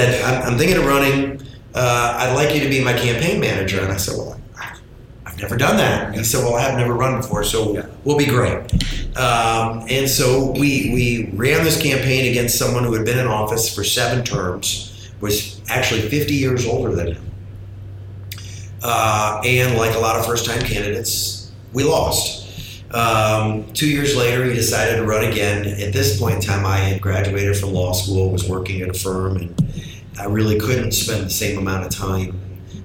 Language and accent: English; St. Petersburg, Florida, United States; born or raised there